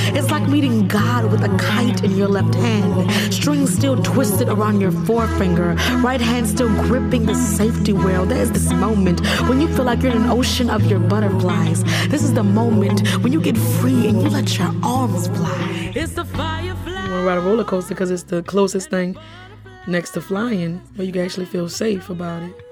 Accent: New Orleans, Louisiana, United States; I grew up in New Orleans, right around the corner from a theme park

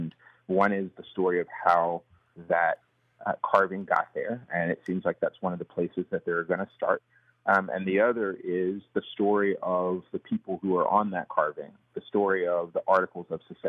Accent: Athens, Georgia, United States; I'm from Athens

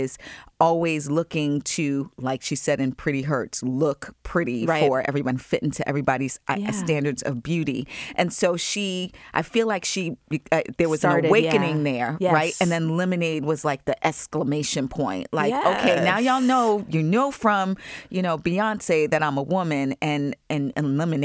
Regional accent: Long Island, New York, United States; I'm from New York

